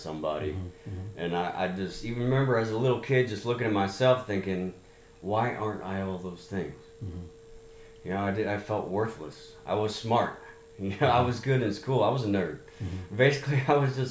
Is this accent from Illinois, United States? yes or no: no; Laguna Hills, California, United States; moved away as an adult; also born or lived in Chattanooga, Tennessee / Louisiana / Sugar Land, Texas; by the time I was seven, I was in California, Southern California, Laguna Hills. And that's kind of where I grew up till, you know, I stayed there till I was 20 years old.